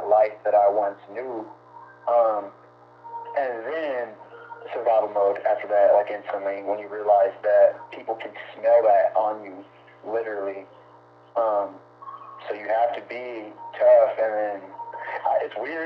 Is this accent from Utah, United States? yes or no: no; Lincoln, Nebraska, United States; I'm from Lincoln